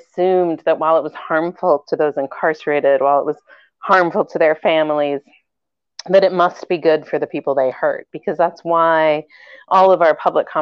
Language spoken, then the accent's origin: English; Chicago, Illinois, United States; also born or lived in England; I grew up in Chicago, and I grew up there